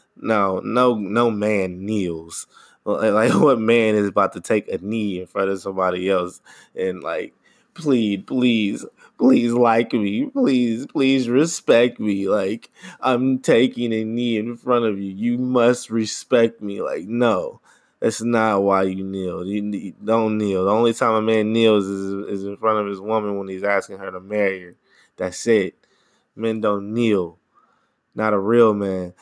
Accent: United States; I'm American, I'm from here

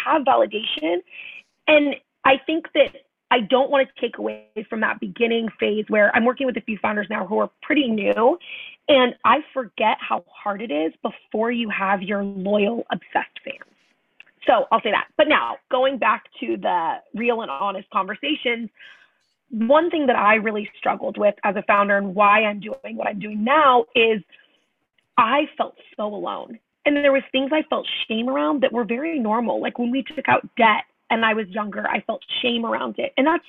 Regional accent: Tulsa, Oklahoma, United States; I was born in Oklahoma, in Tulsa, Oklahoma, and five kids in my family. So I'm the fourth of five

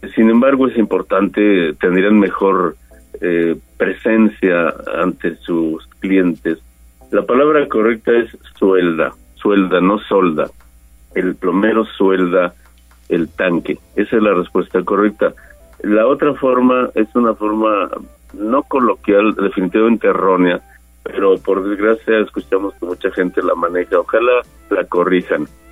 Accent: Mexico

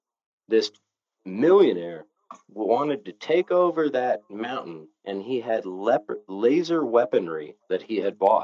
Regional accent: Novato, California, United States; So I was a 14-year-old kid in a suburban town. You know, there was, when I was born in Novato, California, there was 15,000 people.

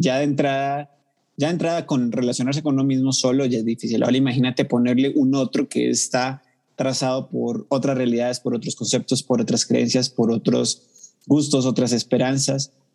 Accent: Cali, Valle del Cauca, Colombia; now in Bogotá, Colombia; vivo en Bogotá, la capital, pero soy de Cali, la capital mundial de la salsa

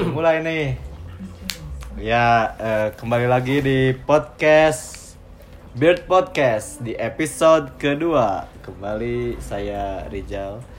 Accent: Jakarta, Indonesia; born there; also born or lived in Cikampek; now in Bandung, Indonesia; Ya, gue lahir di Jakarta gue. Uh. Cuman gue tinggal di Cikampek tinggal di Cikampek uh, terus sekarang kuliah di Bandung uh, orang tua gue di Jakarta

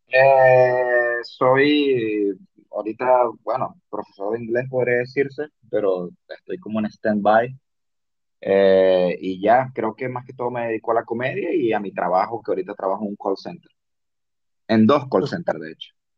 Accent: Cabimas, Zulia, Venezuela; accent: zuliano; now in Lima, Peru; yo soy de Venezuela, soy de un pueblo que se llama Cabimas

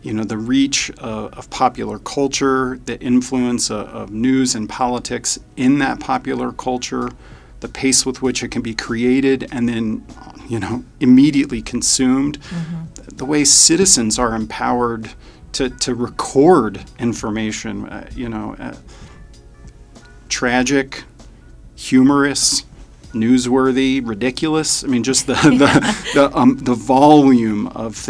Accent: Wichita, Kansas, United States; I grew up in Wichita. We moved here when I was a kid.

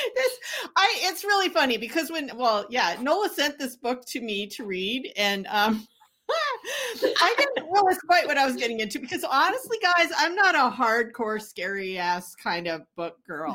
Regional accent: Canada; I grew up in Canada

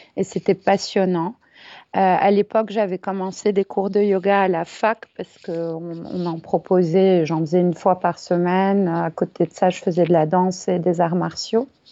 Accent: Paris, Île-de-France, France; also born or lived in India; Je suis née à Paris, j'ai grandi à Paris

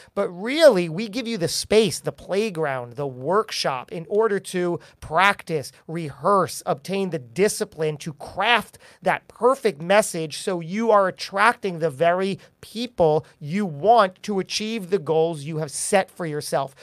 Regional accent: New Jersey, United States; We're both from Jersey.

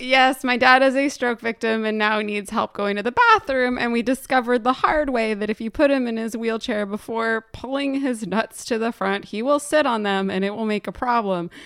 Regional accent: Morristown, New Jersey, United States; I was born in the Morristown Memorial Hospital

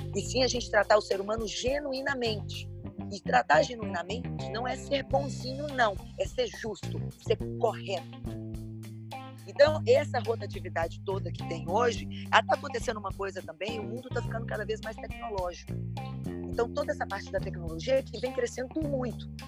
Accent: Brazil; Como uma boa brasileira

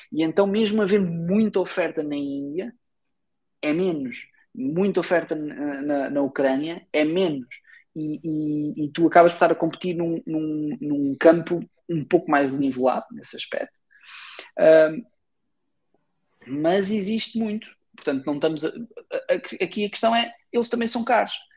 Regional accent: Portugal; sou português

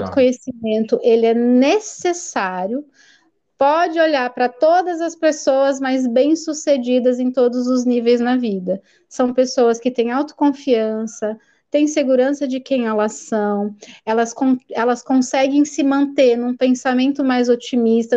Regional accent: Americana, São Paulo, Brazil; eu sou daqui de Americana, né, interior de São Paulo

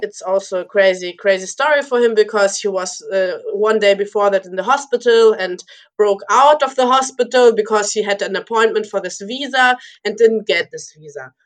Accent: Lübeck, Schleswig-Holstein, Germany; also born or lived in Moscow, Russia; we came to Germany, to Lübeck. It's my hometown in Germany

